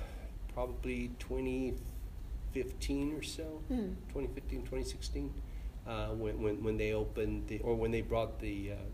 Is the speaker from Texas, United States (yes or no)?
yes; Houston, Texas, United States; I was born and raised in the East End.